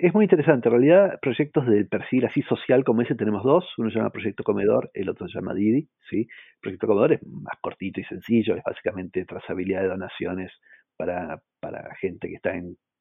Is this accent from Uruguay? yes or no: no; Argentina; siendo argentino